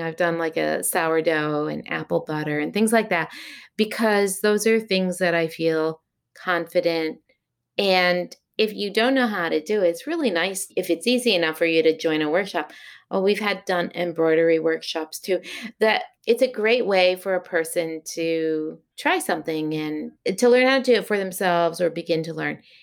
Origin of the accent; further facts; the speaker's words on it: the Berkshires, Massachusetts, United States; also born or lived in Long Beach, California; now in Shaftesbury, United States; I was born in Long Beach, California, and then moved as a youth to Massachusetts to the Berkshires, is where my grandparents' farm was that I moved to from California.